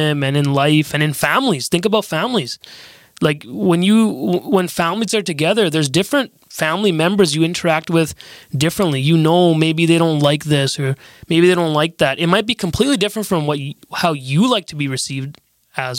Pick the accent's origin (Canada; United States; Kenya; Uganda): Canada; we're both Canadian. We're all Canadian.